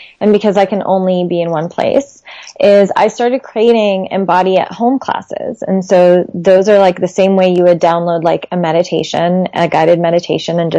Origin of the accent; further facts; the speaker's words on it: Lebanon; my home country, Lebanon